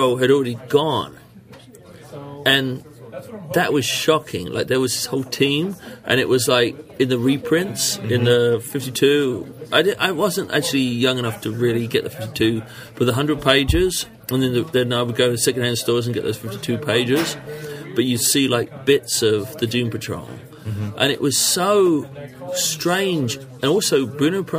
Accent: London, United Kingdom; moved away; when I was a boy, in England

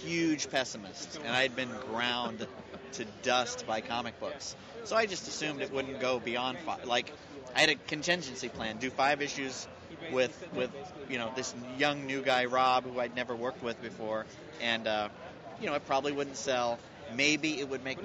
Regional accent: Northern California, United States; growing up in Northern California

